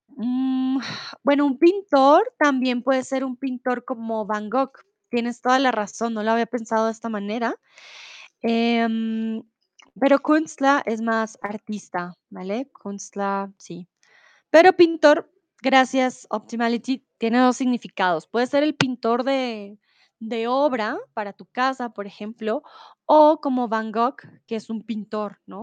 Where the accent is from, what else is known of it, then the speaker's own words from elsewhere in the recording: Bogotá, Colombia; moved away as an adult; now in Germany; soy de Colombia, de Bogotá, comúnmente vivo en Alemania